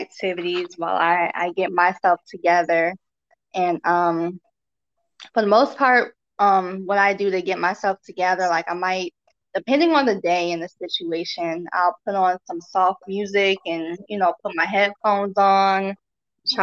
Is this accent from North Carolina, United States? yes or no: yes; North Carolina, United States; I'm from North Carolina.